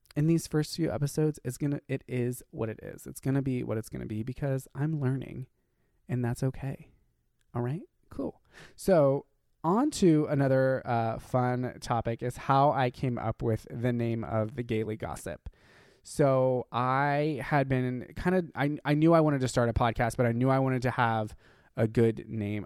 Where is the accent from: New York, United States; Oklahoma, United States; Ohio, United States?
Ohio, United States; being gay and growing up in Ohio